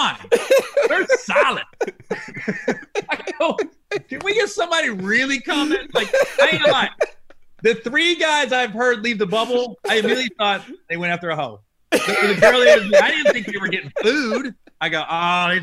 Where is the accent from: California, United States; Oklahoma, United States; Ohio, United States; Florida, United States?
Ohio, United States; Cincinnati; I'm from Cincinnati